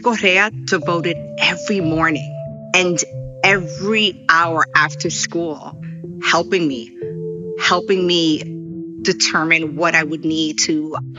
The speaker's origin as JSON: {"language": "English", "town": "New York City", "region": "New York", "country": "United States", "tie": "born or raised there", "said": "I'm of Puerto Rican descent, born and raised in New York, grew up in Washington Heights"}